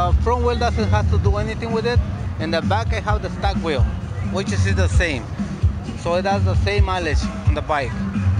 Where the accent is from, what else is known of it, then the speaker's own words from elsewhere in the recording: El Monte, California, United States; I came from HGV, San Gabriel Valley. I'm from El Monte, so we came to HGV